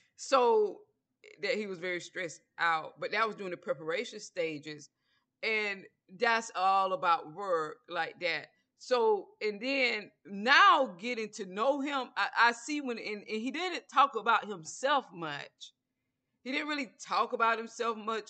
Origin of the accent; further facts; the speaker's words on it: Georgia, United States; I'm from Georgia